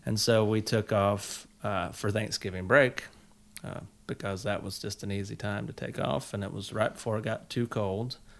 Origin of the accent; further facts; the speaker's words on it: South Carolina, United States; growing up in South Carolina, we had all of the country fixings